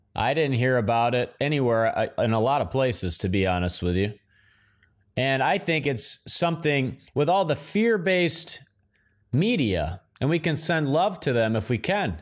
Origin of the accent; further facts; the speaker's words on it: Midwest, United States; moved away as an adult; I'm from the Midwest originally